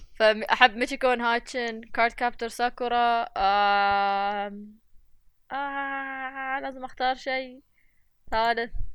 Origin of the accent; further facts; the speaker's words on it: United Arab Emirates; نحن الاماراتيين